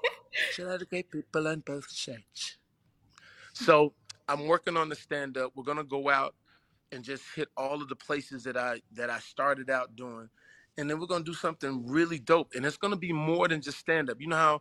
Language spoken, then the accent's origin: English; the South, United States; You know, I'm from the South, so I know what Destin is going to be.